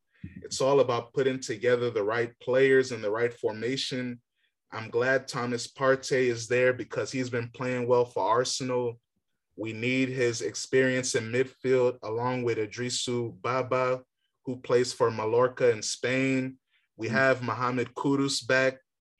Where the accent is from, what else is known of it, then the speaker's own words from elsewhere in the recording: Ghana; You know, I'm a Ghanaian. I believe we can win